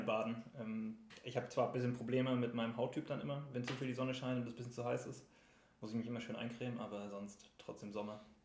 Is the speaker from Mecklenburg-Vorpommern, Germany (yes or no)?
yes; Rostock, Mecklenburg-Vorpommern, Germany; now in Dresden, Germany; ich komme eigentlich aus Rostock